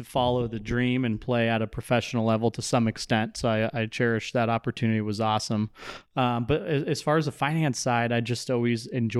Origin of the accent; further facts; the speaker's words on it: Phoenix, Arizona, United States; So born and raised in Central Phoenix.